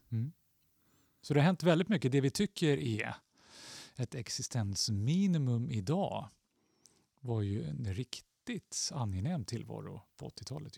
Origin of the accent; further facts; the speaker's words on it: Stockholm, Stockholm County, Sweden; jag växte upp i Axelsberg, två tunnelbanestationer från Aspudden